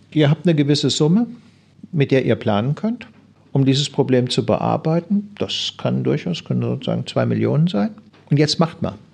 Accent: Bremen, Germany; würde ich als Bremer durchaus tun

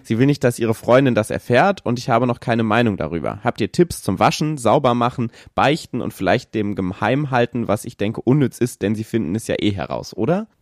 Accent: Kassel, Hesse, Germany; moved away; ich komme ursprünglich aus Kassel

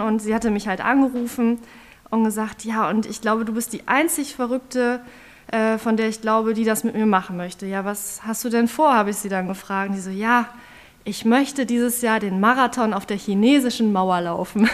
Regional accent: Osnabrück, Lower Saxony, Germany; ich komme hier aus Osnabrück

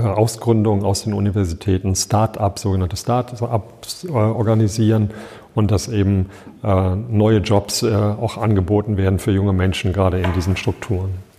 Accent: Düsseldorf, North Rhine-Westphalia, Germany; moved away as an adult; also born or lived in Hilden / Dortmund / Cologne / Dormagen; now in Bottrop, Germany; in Hilden bin ich nur geboren. Ich bin im Vorort von Düsseldorf aufgewachsen

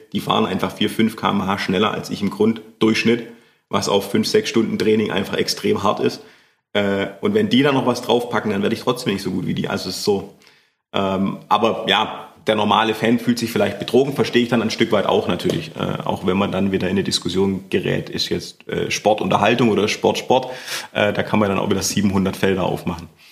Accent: Schorndorf, Baden-Württemberg, Germany; in Schondorf, wo ich herkomme, wo ich aufgewachsen bin

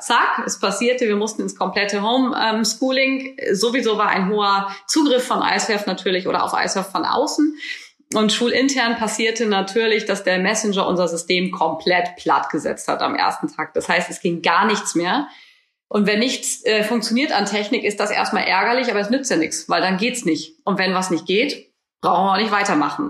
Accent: Northern Germany, Germany; bei uns in Norddeutschland

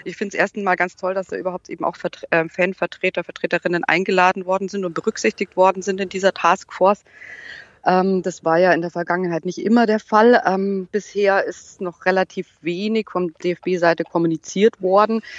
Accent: Munich, Bavaria, Germany; ich komme aus München

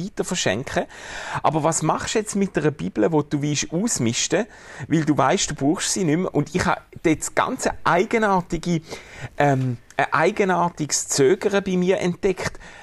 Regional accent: Schaffhausen, Switzerland; Ich komme ja aus Schaffhausen

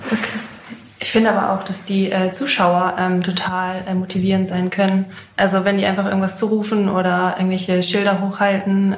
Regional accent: Hanover, Lower Saxony, Germany; born or raised there

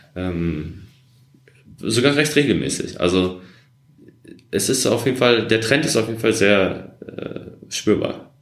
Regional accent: Essen, North Rhine-Westphalia, Germany; moved away as an adult; now in Berlin, Germany; Ich bin im Ruhrgebiet groß geworden, in Essen

